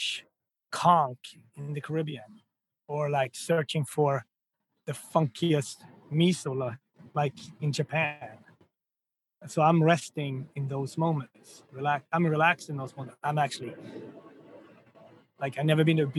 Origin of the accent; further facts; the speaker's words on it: Gothenburg, Västra Götaland, Sweden; moved away as an adult; now in New York City, United States; when you're a kid growing up in Sweden